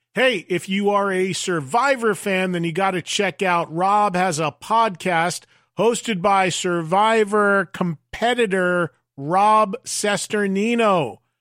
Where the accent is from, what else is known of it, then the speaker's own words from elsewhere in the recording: United States; growing up in the New York, New Jersey area where I still live